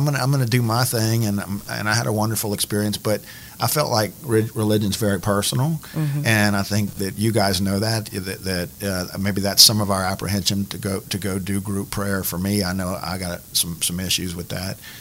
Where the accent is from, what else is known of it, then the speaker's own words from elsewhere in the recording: Prairie Ronde, Louisiana, United States; I grew up in Prairie Roan